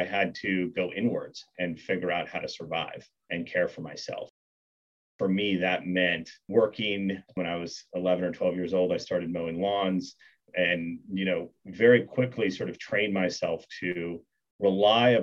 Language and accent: English; Kansas, United States; moved away as an adult; also born or lived in Bangkok, Thailand / Singapore; I grew up in Kansas, which is a big part of who I am